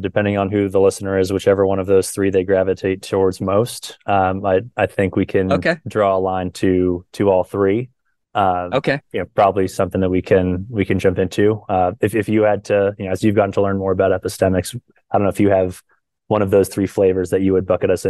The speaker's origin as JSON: {"language": "English", "town": "Tampa", "region": "Florida", "country": "United States", "tie": "born there", "also_born_or_lived": "Hawaii / St. Louis / Erie, Pennsylvania", "said": "So I was born in Tampa, Florida. From there, moved to Hawaii, then St. Louis, then Erie, Pennsylvania, and we share that in common."}